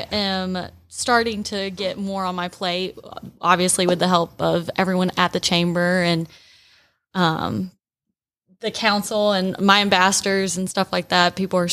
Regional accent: Rome, Georgia, United States; moved away; I love Rome. I'm from Rome.

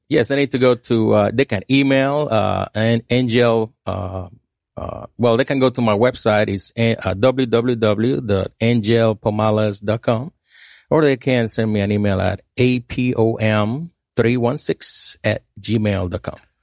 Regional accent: Puerto Rico; moved away; I grew up in Puerto Rico

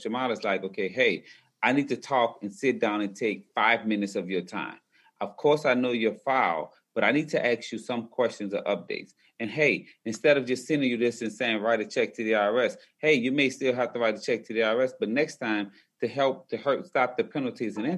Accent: New Orleans, Louisiana, United States; I'm originally from New Orleans, Louisiana

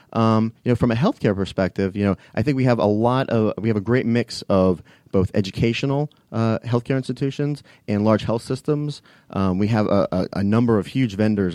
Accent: Fairfax County, Virginia, United States; moved away as an adult; also born or lived in Washington, D.C.; now in Atlanta, United States; I grew up in Fairfax County. So, um, you know, lived there, uh, uh, for about eighteen years until I mo-, moved to Atlanta.

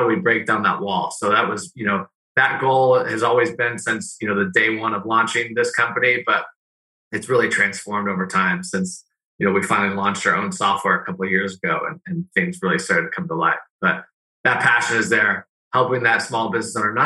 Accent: Northern California, United States; moved away as an adult; also born or lived in Arizona; I grew up in Northern California, Niners fan

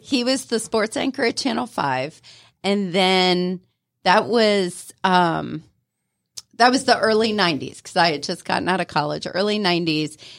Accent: Ohio, United States; moved away as an adult; also born or lived in Florida; now in Atlanta, United States; I grew up in Ohio

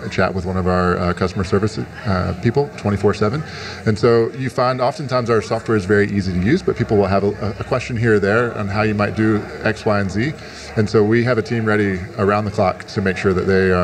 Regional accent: Winston-Salem, North Carolina, United States; now in Atlanta, United States; That's where I grew up in Winston-Salem

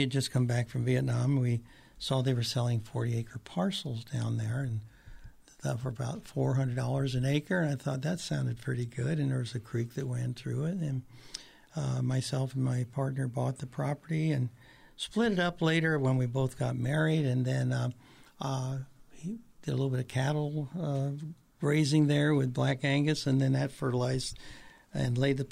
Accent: Patagonia, Arizona, United States; my hometown, which is Patagonia, Arizona

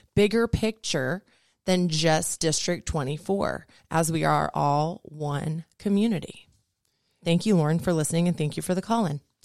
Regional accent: Peachtree City, Georgia, United States; I grew up in Peachtree City, Georgia, about 100 miles south of here

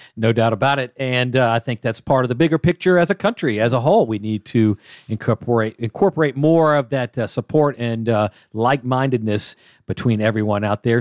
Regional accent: Atlanta, Georgia, United States; I'm born and raised in Atlanta

